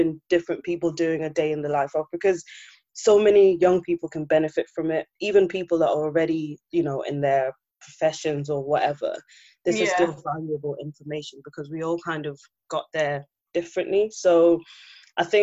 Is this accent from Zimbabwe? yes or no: yes; Zimbabwe; now in United Kingdom; we're both from Zimbabwe, and a lot of us came here maybe late 90s, early 2000s, like our parents moved here